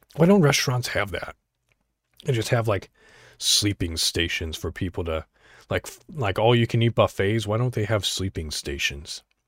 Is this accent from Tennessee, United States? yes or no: no; Illinois, United States; I'm from Illinois